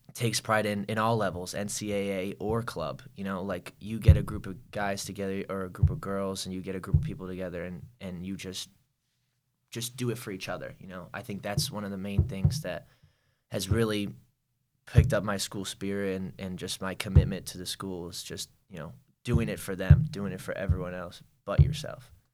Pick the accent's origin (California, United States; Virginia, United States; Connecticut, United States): Connecticut, United States; moved away as an adult; now in North Carolina, United States; I'm from Connecticut. I'm not from North Carolina. My dad used to build a rink outside every winter.